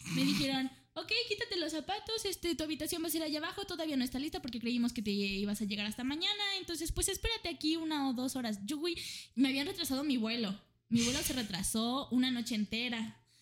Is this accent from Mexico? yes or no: yes; Mexico; soy una estudiante y vengo desde México